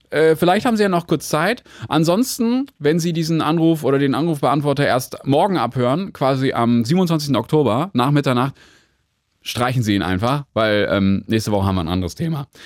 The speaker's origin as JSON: {"language": "German", "town": "Bamberg", "region": "Bavaria", "country": "Germany", "moved": "yes", "lives_now": "Cottbus, Germany", "said": "Ach, ich komme aus Bamberg"}